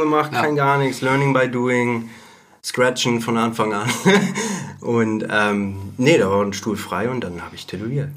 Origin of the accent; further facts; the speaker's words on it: Bad Segeberg, Schleswig-Holstein, Germany; now in Hamburg, Germany; in Bad Segeberg damals noch, das Ach. ist meine Heimatstadt